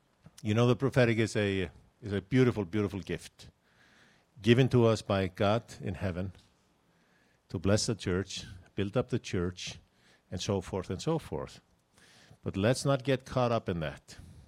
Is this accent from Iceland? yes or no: yes; Iceland; English is a second language; You see, I'm from Iceland, and I'm speaking like a Texan.